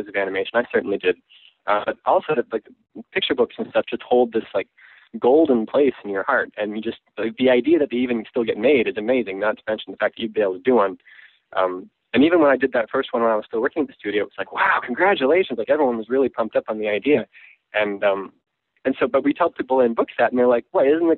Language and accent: English; Canada; moved away as an adult; also born or lived in Vancouver / Portland; now in Los Angeles, United States; I was on a work visa because I'm Canadian